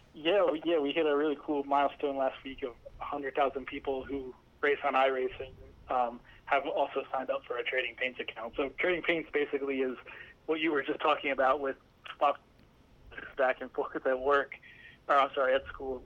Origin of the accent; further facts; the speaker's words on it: Allentown, Pennsylvania, United States; I'm from uh, Allentown, Pennsylvania